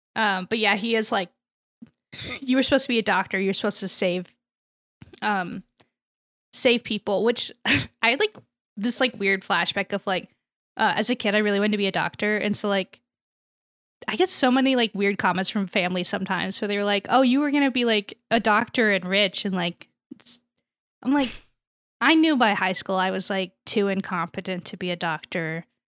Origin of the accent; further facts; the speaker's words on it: United States; as an American